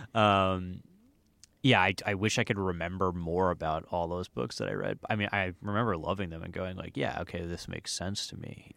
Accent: New Jersey, United States; moved away as an adult; also born or lived in Miami, Florida; now in Los Angeles, United States; I'm from New Jersey

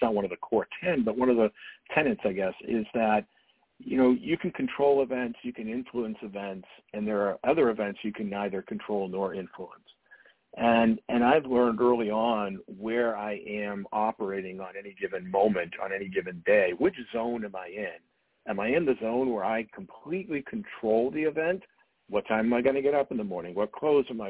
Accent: Dartmouth, Massachusetts, United States; I grew up in Dartmouth, Massachusetts, which is a pretty small community in southeastern Massachusetts.

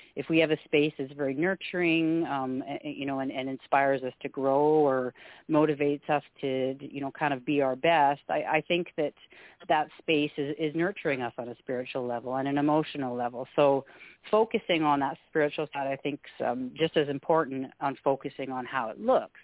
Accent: Canada; also born or lived in Alberta; We're we're a Scottish family. I'm I'm first generation Canadian

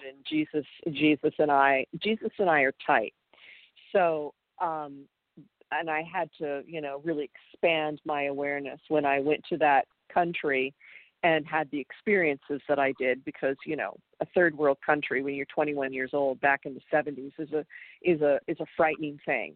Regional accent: Pennsylvania, United States; moved away; I'm from Pennsylvania, and they, you know, it's a small town where I'm from

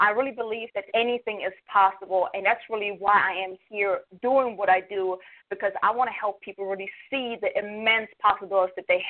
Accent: Germany; moved away as an adult; now in United States; I'm from Germany. I came to the States almost 12 years ago

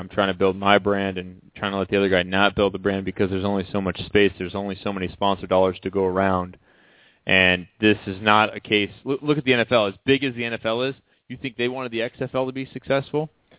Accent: Naperville, Illinois, United States; my hometown in Naperville.

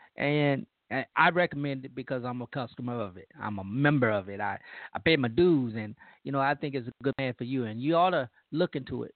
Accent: Louisiana, United States; moved away; my home state

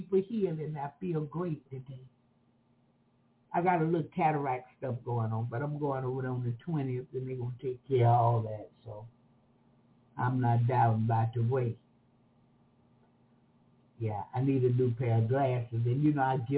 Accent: Jacksonville, Florida, United States; accent: country; I'm from Jacksonville, Florida

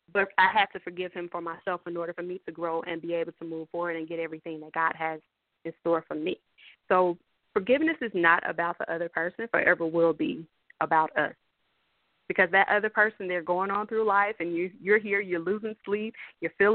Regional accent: Columbia, South Carolina, United States; So I'm from South Carolina, actually from Columbia, South Carolina, born and raised

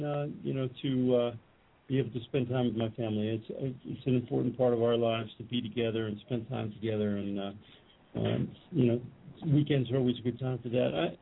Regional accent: New York, United States; also born or lived in Brooklyn, New York; I'm a New Yorker

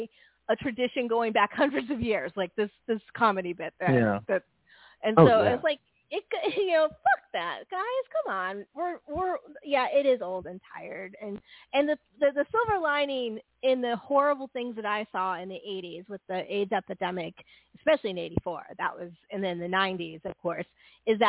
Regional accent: San Francisco Bay Area, California, United States; I grew up in the San Francisco Bay Area in the late 70s, early 80s.

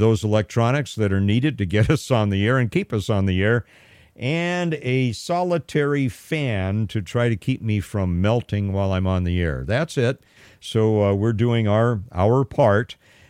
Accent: Pasadena, California, United States; I grew up in Pasadena in the late 50s, 60s, 70s in school.

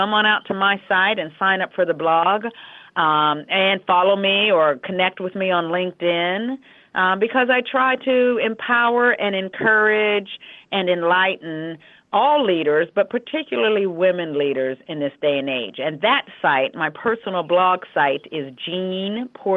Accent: Western Pennsylvania, United States; moved away; I grew up in the Western Pennsylvania area of the United States in what at the time would have been the whole blue-collar steel mill valley

